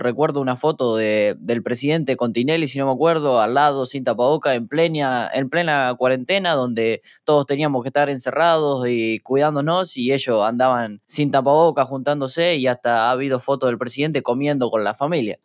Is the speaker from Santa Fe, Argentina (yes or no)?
yes; Santa Fe, Argentina; yo soy de provincia de Santa Fe